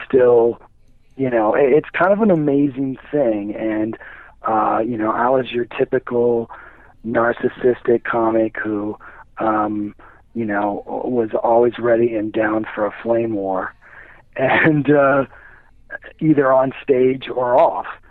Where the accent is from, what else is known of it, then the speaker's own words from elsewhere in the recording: Midwest, United States; now in Indianapolis, United States; I grew up in the Midwest